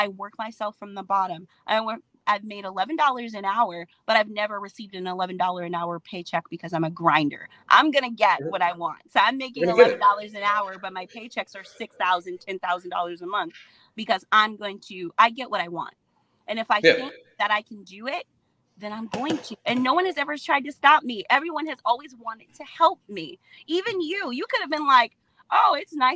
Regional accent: Detroit, Michigan, United States; I'm from Detroit.

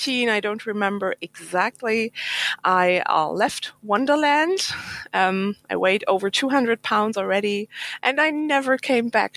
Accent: Germany; English is a second language; I'm from Germany, so English is not my mother language.

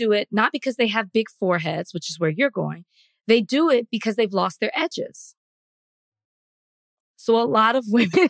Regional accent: Texas, United States; I'm from Texas.

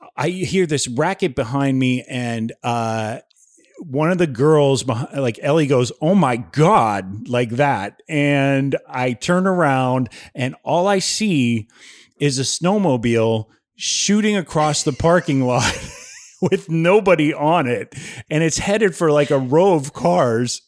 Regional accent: Ohio, United States; moved away; I grew up in Ohio

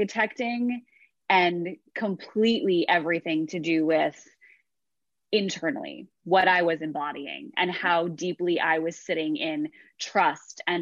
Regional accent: New York, United States; I'm from New York. I grew up with like a breadwinner mother

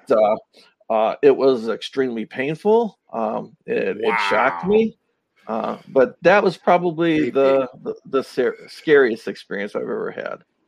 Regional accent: Twinsburg, Ohio, United States; I'm originally from Northeast Ohio. Um, okay. Um, I uh, grew up in Twinsburg, Ohio

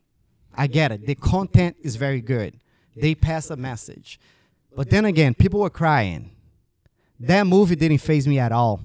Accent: Brazil; Brazil's a tough country. Growing up in Brazil was never easy. Like I said, until a point, my family were very, like, struggling, poor.

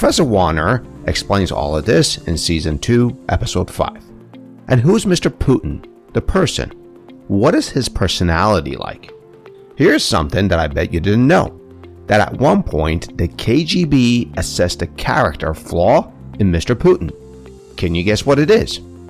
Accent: Iran; I was born in Iran

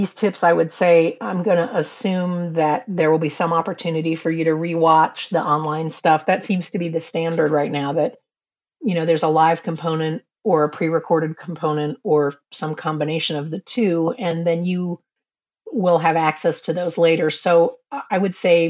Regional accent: New York City, New York, United States; I grew up in New York City

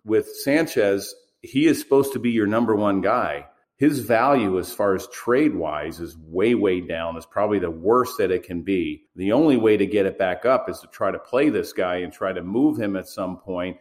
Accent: Baltimore, Maryland, United States; I grew up in Baltimore and grew up an Oriole fan

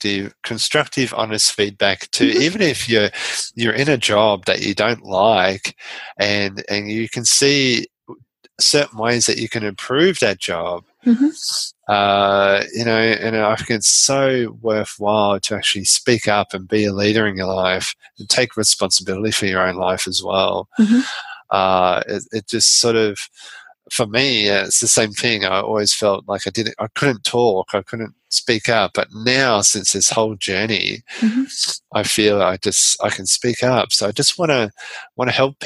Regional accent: Australia; I'm Australian.

